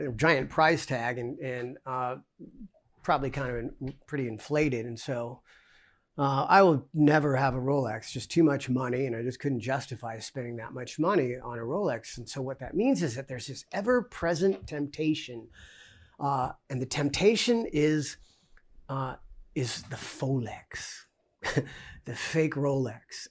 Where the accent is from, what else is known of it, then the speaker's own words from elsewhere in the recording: United States; we're American Christians